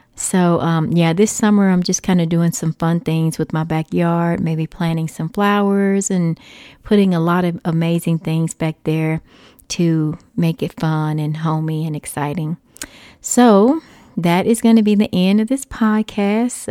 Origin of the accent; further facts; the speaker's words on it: Texas, United States; moved away; I am a Texas native, so that always makes me happy just being in Texas for a little while. I don't currently live in Texas